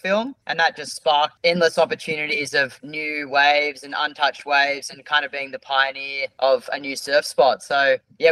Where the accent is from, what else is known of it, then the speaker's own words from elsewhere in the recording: Australia; we're surfers from Australia